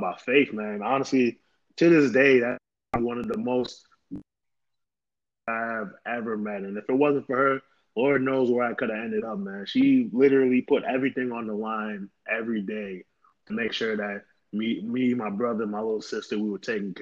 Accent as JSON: {"language": "English", "region": "New York", "country": "United States", "tie": "born or raised there", "said": "I was born and raised in New York"}